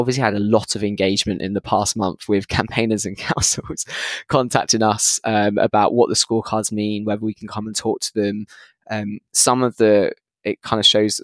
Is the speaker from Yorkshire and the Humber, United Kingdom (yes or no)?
no; Luton, East of England, United Kingdom; Luton, my hometown